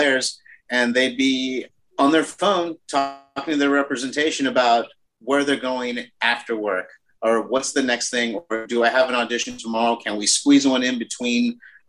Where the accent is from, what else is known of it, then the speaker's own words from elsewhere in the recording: Pico Rivera, California, United States; moved away; also born or lived in Alhambra; I'm from the San Gabriel Valley. I grew up like about 10 miles east of East LA, a little town called Pico Rivera